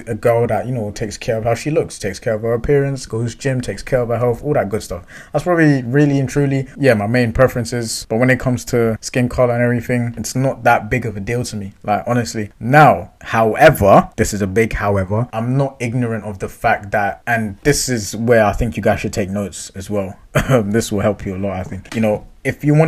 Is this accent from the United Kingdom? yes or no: yes; London, United Kingdom; I grew up in London, West London.